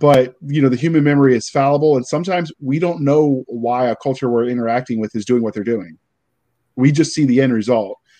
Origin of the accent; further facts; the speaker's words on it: Virginia, United States; I grew up in Virginia